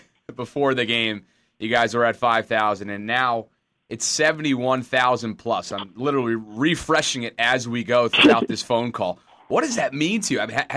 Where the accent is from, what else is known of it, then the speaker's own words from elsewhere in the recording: Albany, New York, United States; I grew up in Albany, New York